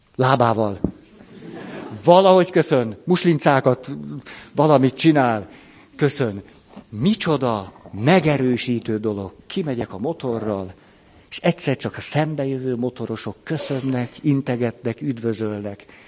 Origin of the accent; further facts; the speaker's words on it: Hungary; hogy magyar vagyok. Istenem, ha nem itt nőttem volna föl